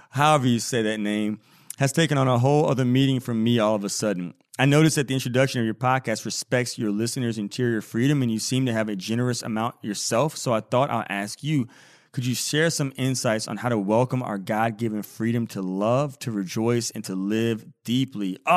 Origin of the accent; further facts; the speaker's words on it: India; although I'm Indian